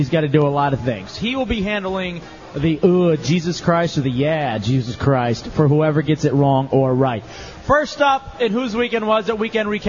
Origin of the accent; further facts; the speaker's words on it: Dallas, Texas, United States; now in Oviedo, United States; And I'm from Dallas, grew up watching the Dallas Mavericks